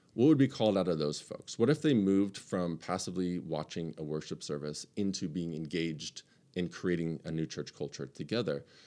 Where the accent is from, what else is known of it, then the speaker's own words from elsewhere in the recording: United States; as American Western Christians